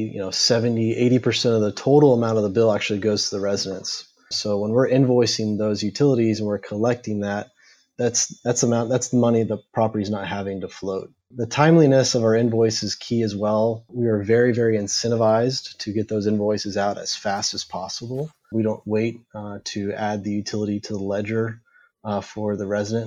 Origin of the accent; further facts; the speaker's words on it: Houston, Texas, United States; We grew up together in the Houston area, and then we made our way over to Baylor University.